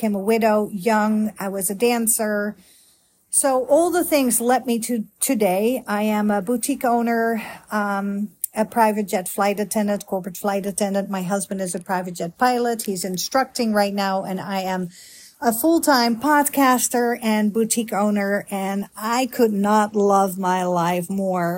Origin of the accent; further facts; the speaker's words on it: Netherlands; moved away as an adult; now in Grapevine, United States; I am a Dutch girl, born and raised in Holland